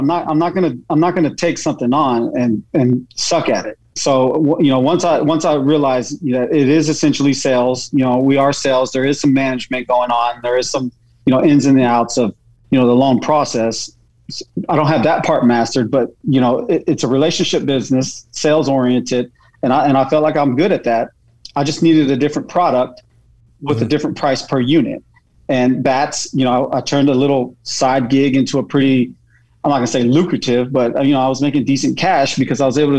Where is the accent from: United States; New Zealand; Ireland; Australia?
United States; Texas; also born or lived in Germany; I'm from Texas originally. Okay. I was born in Germany.